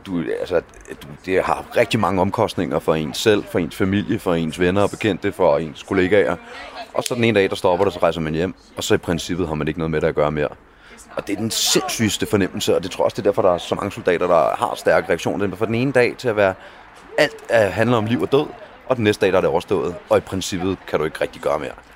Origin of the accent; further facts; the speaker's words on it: Denmark; jeg kommer fra Danmark